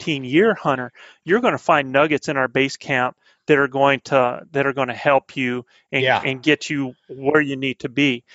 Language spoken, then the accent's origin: English; the Carolinas, United States; accent: southern; now in New Mexico, United States; I'm a southern boy. I'm back from the Carolinas